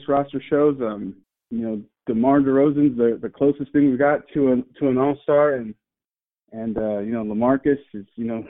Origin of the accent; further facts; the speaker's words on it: Corpus Christi, Texas, United States; I grew up in Corpus Christi